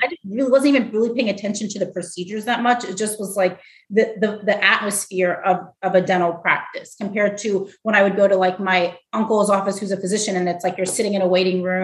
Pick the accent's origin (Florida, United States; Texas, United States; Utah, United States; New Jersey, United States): Florida, United States; Tallahassee; moved away as an adult; also born or lived in Tennessee / Manhattan, New York; now in Florida, United States; I grew up in Tallahassee